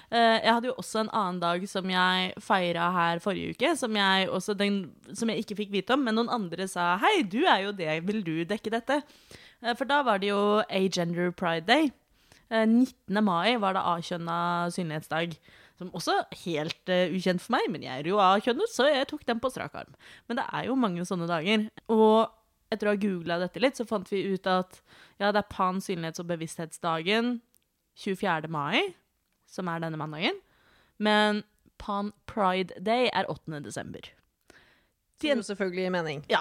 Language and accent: Norwegian; Oslo, Norway; Og dette kommer fra … som er født og oppvokst i Oslo.